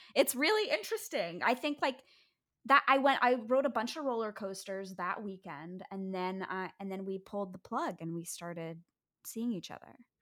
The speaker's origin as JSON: {"language": "English", "town": "New York City", "region": "New York", "country": "United States", "tie": "born or raised there", "said": "I grew up on the Upper West Side of Manhattan"}